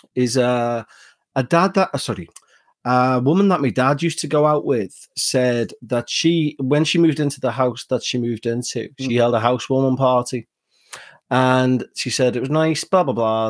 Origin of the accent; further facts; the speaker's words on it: Liverpool, North West England, United Kingdom; I'm from Liverpool in England, and this is my mm-hmm. natural accent